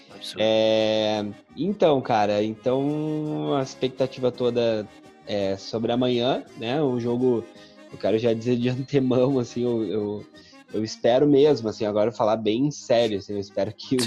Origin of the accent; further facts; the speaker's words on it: Rio Grande do Sul, Brazil; now in Recife, Brazil; eu, gaúcho, morando em Recife